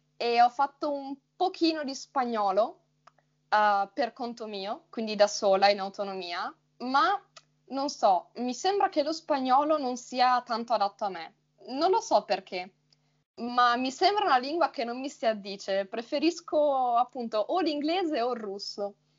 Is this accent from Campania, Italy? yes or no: no; Friuli-Venezia Giulia, Italy; accent: neutral; io vengo dal Friuli, Venezia Giulia.